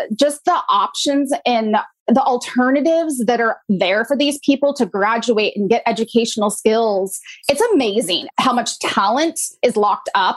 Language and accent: English; Pacific Northwest, United States; I grew up in the Pacific Northwest